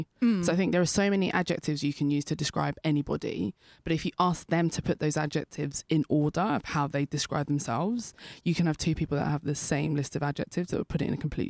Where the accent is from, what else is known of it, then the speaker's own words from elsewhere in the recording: United Kingdom; I'm British Nigerian